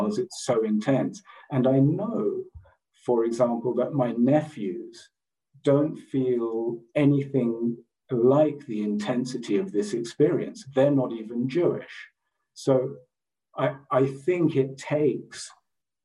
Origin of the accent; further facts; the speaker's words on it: London, United Kingdom; I grew up in London